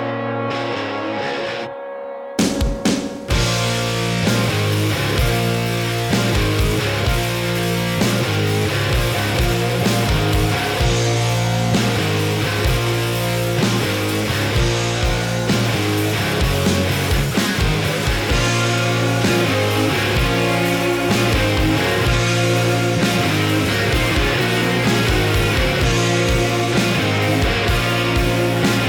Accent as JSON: {"language": "English", "region": "Alaska", "country": "United States", "tie": "born or raised there"}